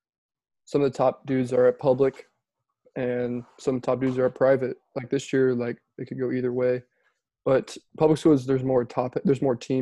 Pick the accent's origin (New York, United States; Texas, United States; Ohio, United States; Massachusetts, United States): Texas, United States; Houston; I'm from Houston, Texas